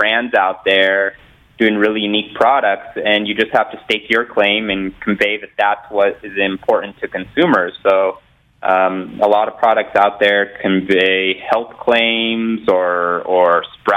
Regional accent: Southern California, United States; growing up in Southern California where, you know, almost every surf and skateboard company was based

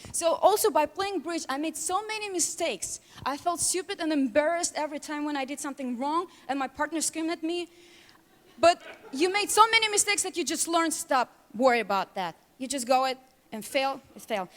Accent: Russia; English is a second language; moved away as an adult; now in United States; I grew up in Russia. I came to America three and a half years ago

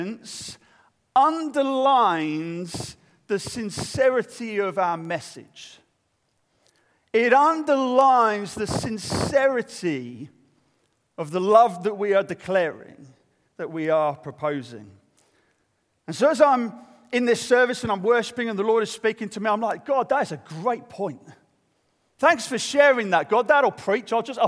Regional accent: United Kingdom; I'm British

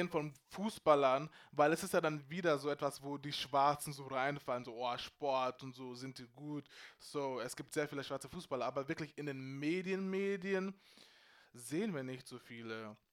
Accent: Freising, Bavaria, Germany; ich bin in Freising groß geworden. Wir waren sechs schwarze ghanaische Familien oder so, wo ich klein war. You know what I'm saying? Und trotzdem, I was proud to be Ghanaian.

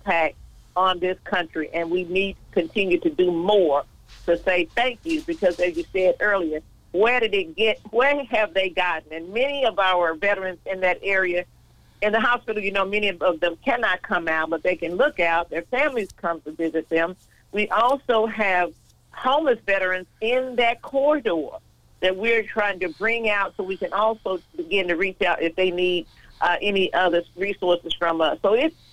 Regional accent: Austin, Texas, United States; I'm from Austin, Texas. So we had an auditorium, of course, in the African-American part of East Austin

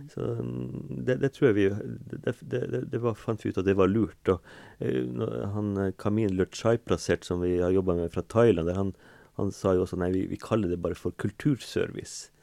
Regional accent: Kåfjord, Troms, Norway; jeg kommer fra et småbruk da, med, i, ved sjøen, da, i, ved Kåfjorden, Gaivåtna, der oppe i Nord-Troms

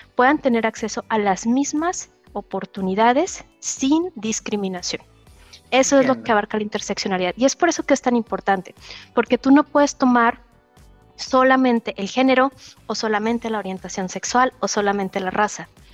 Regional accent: Mexico; moved away as an adult; now in Germany; Yo soy mexicana

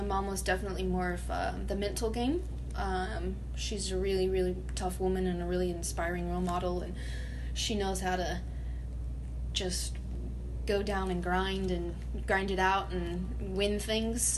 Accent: San Antonio, Texas, United States; I was born and raised in San Antonio.

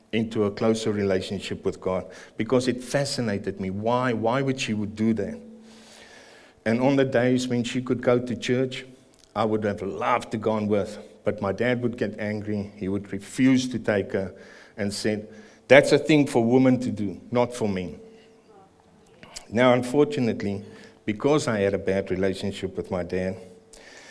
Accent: Pretoria, Gauteng, South Africa; moved away as an adult; also born or lived in Greymouth, New Zealand; now in New Zealand; I was born and raised in Pretoria

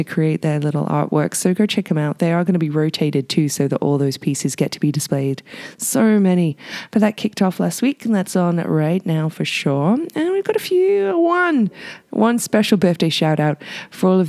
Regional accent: United Kingdom; now in Whistler, Canada; my home country, Britain.

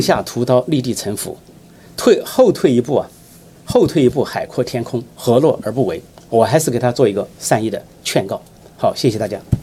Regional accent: China; 我们中国人民

